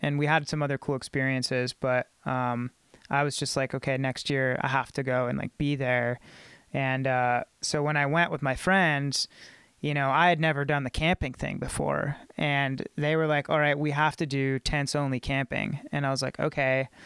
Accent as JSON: {"language": "English", "town": "Clarksville", "region": "Tennessee", "country": "United States", "tie": "born or raised there", "said": "I grew up in Clarksville, you know, and it's a military town"}